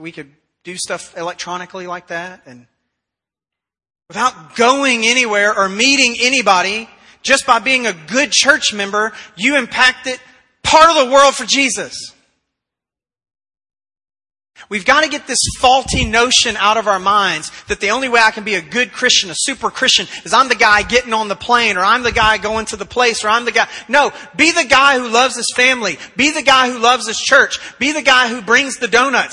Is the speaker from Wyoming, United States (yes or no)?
no; Tennessee, United States; now in Texas, United States; I was born in Tennessee